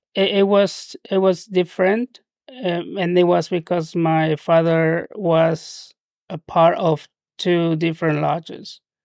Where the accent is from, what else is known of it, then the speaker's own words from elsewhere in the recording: Trujillo, La Libertad, Peru; first language Spanish; English is a second language; moved away as an adult; now in United States; I spent my childhood and adolescence down in Peru